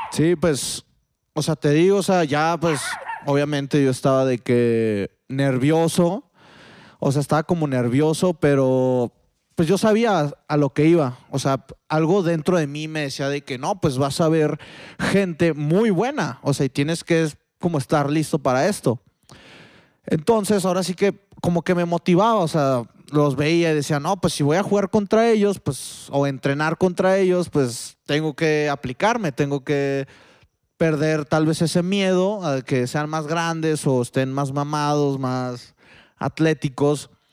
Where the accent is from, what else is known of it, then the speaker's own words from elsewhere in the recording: Mexico; also born or lived in Spain; aquí en México